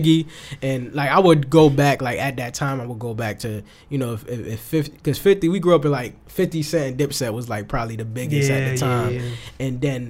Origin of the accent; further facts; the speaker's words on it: Hartford, Connecticut, United States; we're from the New England area.